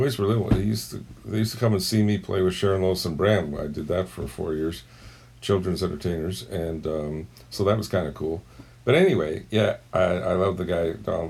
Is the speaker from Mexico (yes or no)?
no; Toronto, Ontario, Canada; I'm a drummer from Toronto, Ontario, Canada